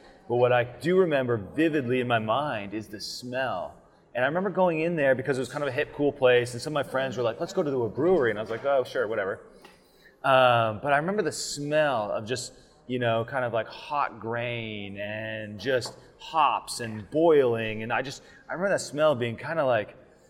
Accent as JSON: {"language": "English", "region": "Alaska", "country": "United States", "moved": "yes"}